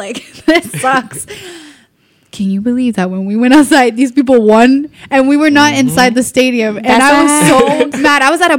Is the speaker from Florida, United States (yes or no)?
yes; Miami, Florida, United States; now in Orlando, United States; I'm from Miami. It's my hometown.